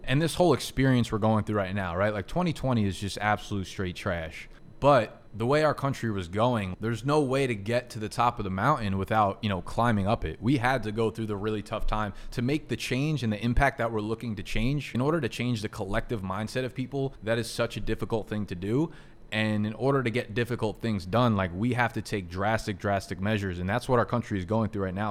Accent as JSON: {"language": "English", "country": "United States", "said": "I'm an American"}